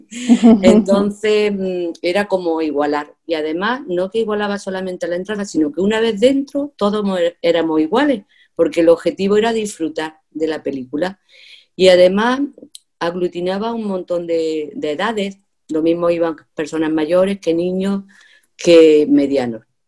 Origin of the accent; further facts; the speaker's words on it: a village in Andalusia, Spain; debido al año en que nací y donde viví mi niñez, que fue en un pueblo